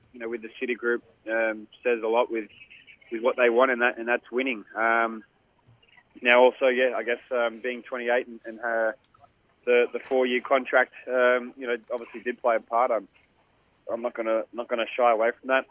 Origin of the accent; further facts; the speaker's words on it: Sydney, New South Wales, Australia; it's my hometown club